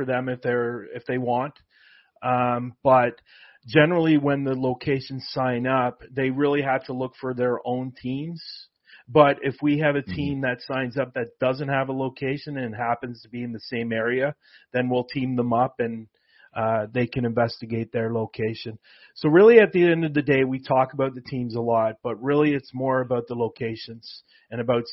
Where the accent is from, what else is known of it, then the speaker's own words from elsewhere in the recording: Toronto, Ontario, Canada; I am from Toronto as well.